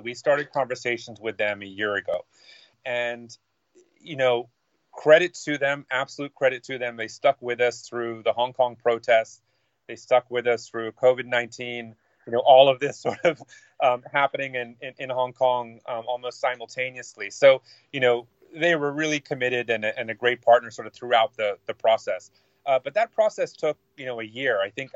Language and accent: English; United States; me being American